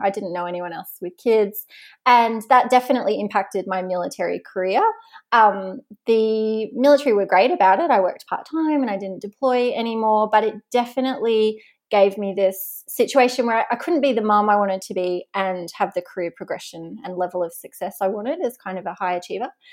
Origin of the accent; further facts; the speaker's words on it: Tasmania, Australia; moved away; I'm from Tasmania